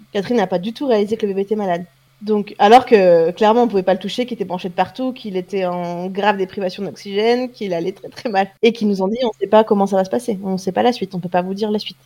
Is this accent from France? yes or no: yes; France; je suis française